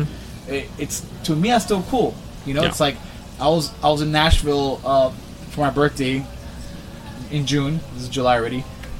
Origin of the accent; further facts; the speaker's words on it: Havana, Cuba; now in Miami, United States; I was born in Cuba